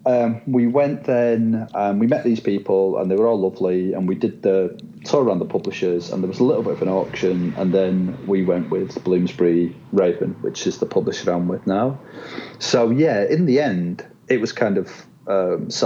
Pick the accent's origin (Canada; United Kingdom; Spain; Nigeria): United Kingdom; accent: Northern England; also born or lived in Shanghai / Dubai; I'm British. This accent is